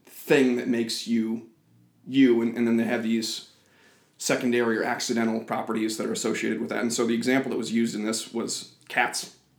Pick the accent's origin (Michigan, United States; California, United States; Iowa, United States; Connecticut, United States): Iowa, United States; I'm from Iowa. I've moved around a lot kind of growing up, but I consider myself a Des Moinian now.